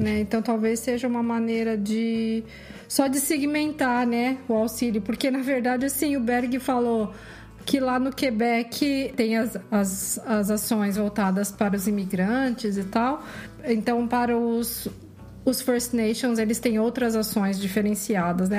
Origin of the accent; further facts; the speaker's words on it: Brazil; moved away as an adult; now in Canada; Eu sou brasileira, mas é minha meus avós do lado da mãe eram italianos, do outro lado eram portugueses